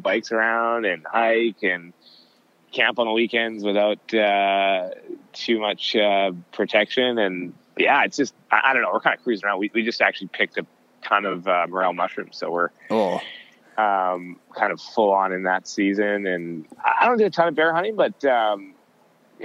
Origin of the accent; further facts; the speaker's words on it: Southern Alberta, Canada; I grew up in Southern Alberta in the archery zone, the bow zone outside of Canmore